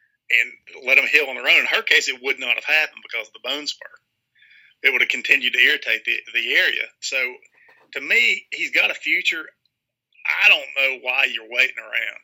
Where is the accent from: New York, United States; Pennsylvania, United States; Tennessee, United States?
Tennessee, United States; Kingsport; moved away; Dobbins Bennett, which is my hometown